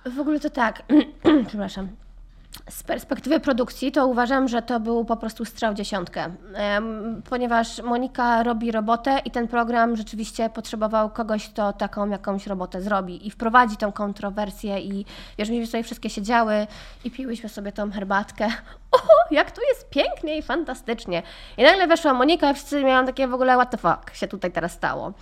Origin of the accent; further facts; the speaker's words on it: Poland; moved away as an adult; also born or lived in Ireland; Ja wyjechałam z Polski, miałam 18 lat